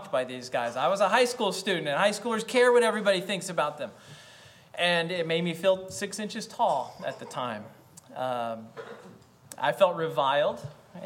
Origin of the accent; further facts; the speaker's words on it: United States; I am an American.